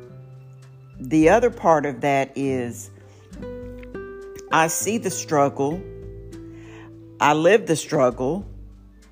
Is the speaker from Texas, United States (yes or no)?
yes; Houston, Texas, United States; also born or lived in Waco, Texas; I am a native Houstonian, I guess you could say. I was born in Waco, Texas, on a military base, and my parents came here, and I've been here ever since.